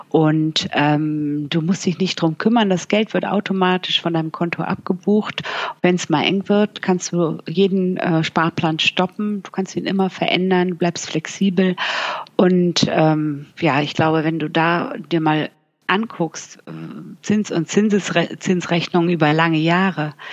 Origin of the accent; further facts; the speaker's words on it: Bremen, Germany; now in Cologne, Germany; Ich lebe ja schon seit Jahren nicht mehr in Bremen. Ich komme aus Bremen und ich lebe